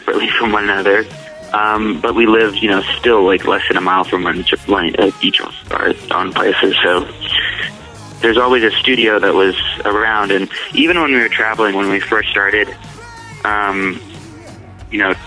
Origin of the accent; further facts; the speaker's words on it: Irvine, California, United States; also born or lived in Michigan; we got together in Southern California, in Irvine. But we've kind of had stories from all over the place. You know, I was born in Michigan